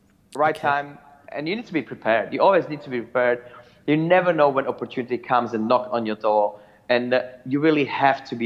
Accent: Slovakia; moved away; So I'm coming from Slovakia or Czechoslovakia

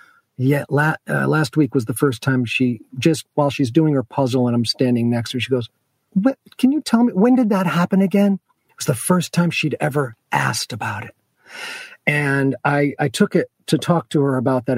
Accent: Rotterdam, New York, United States; I was raised in Rotterdam

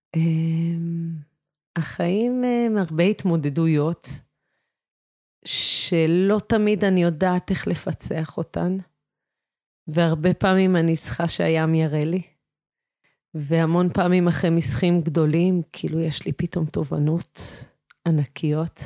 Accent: Shefayim, Central District, Israel; אני נולדתי בקיבוץ, גדלתי בקיבוץ, אני גרה בקיבוץ שפיים

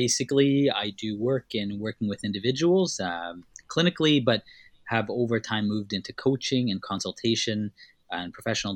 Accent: Winnipeg, Manitoba, Canada; born or raised there; also born or lived in Tanzania

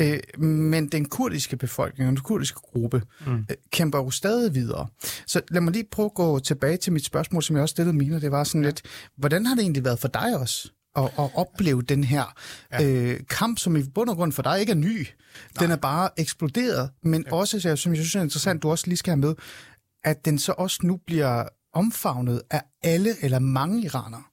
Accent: Denmark; also born or lived in Shiraz, Iran; jeg er faktisk faktisk iraner. Jeg er kommet til øh, Danmark, da jeg var øh, fem år gammel, og jeg er øh, født i Shiraz

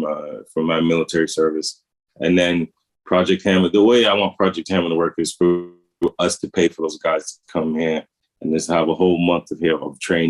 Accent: United States; I'm American

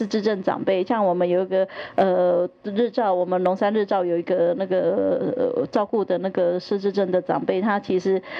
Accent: Taiwan; 其实我们台湾人都是非常友善的。

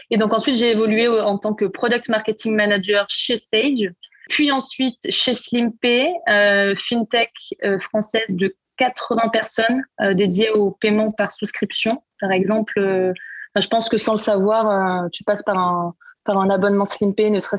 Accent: Marseille, Provence-Alpes-Côte d'Azur, France; je suis originaire de Marseille. Euh, j'ai grandi, euh, j'ai grandi là-bas

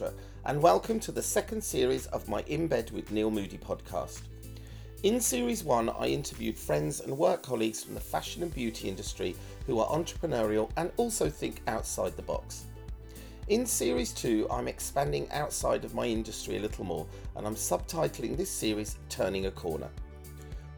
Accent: Birmingham, West Midlands, United Kingdom; I'm from Birmingham

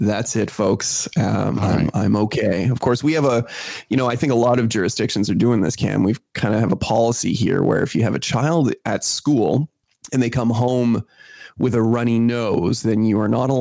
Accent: Canada; as a Canadian

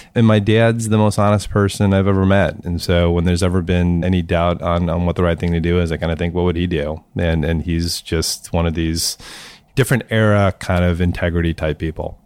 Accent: St. Louis, Missouri, United States; I grew up in Saint Louis

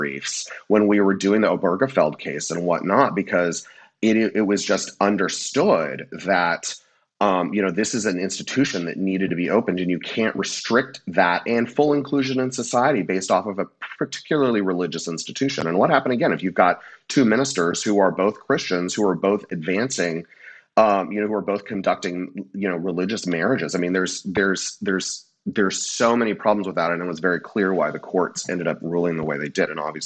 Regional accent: California, United States; also born or lived in Louisiana; I've only ever lived in California, but my family is from Louisiana, and I spent a lot of time growing up in the South

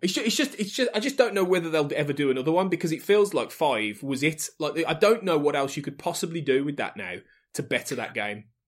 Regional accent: the Midlands, England, United Kingdom; I'm from the Midlands

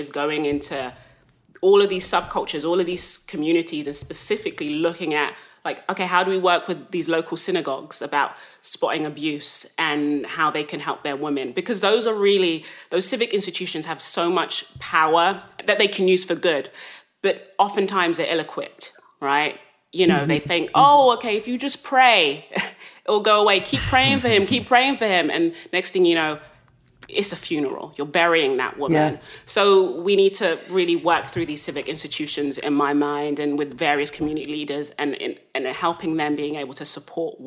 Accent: London, United Kingdom; I grew up in South London

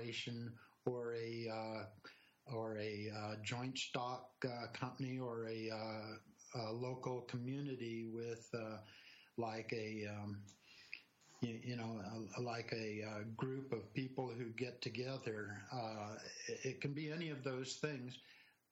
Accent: California, United States; also born or lived in Washington, D.C. / New Jersey / Wisconsin; now in Colorado, United States; I grew up in California.

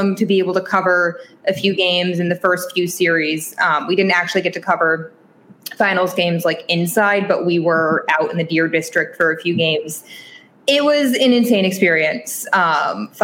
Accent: New England, United States; moved away as an adult; also born or lived in Binghamton, New York; now in Green Bay, United States; I grew up in New England my whole life, so I'm used to the winter

